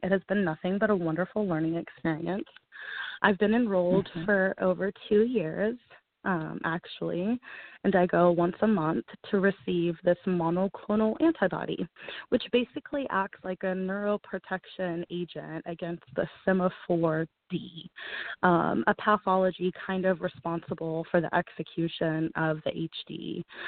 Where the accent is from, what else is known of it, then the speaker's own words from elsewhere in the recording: Houston, Texas, United States; I am from Houston, Texas